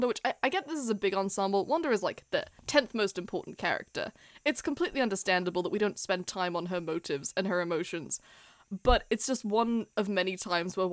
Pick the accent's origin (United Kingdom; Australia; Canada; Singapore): United Kingdom; Wales; We are Welsh